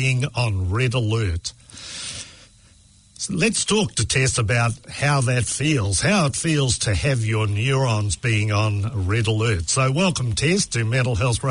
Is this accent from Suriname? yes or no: no; Christchurch, Canterbury, New Zealand; I grew up on Scarborough Hill in Sumner